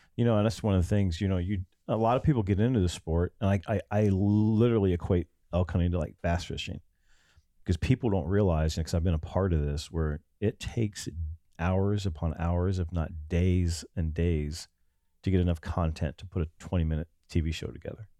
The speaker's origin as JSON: {"language": "English", "region": "Ohio", "country": "United States", "moved": "yes", "lives_now": "Texas, United States", "said": "We came out of the Midwest. I'm from Ohio."}